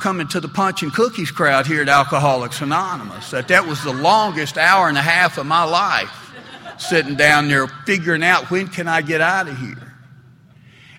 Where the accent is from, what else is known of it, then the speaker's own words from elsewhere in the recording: Smyrna, Tennessee, United States; I grew up there in Smyrna, Tennessee, and Smyrna's certainly a fairly conservative southern town